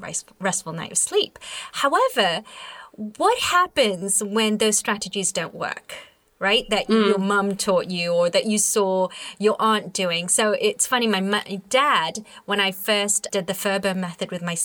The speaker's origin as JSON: {"language": "English", "country": "India", "said": "I'm Indian"}